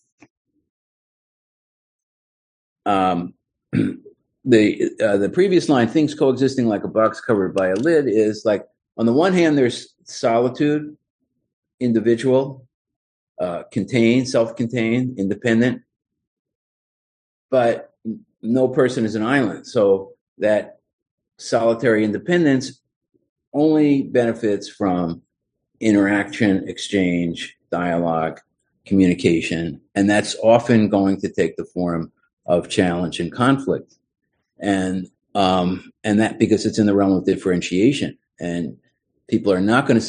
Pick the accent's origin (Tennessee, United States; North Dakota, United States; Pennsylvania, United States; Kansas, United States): Pennsylvania, United States; Philadelphia; moved away as an adult; also born or lived in Miami; I was back in my hometown of Philadelphia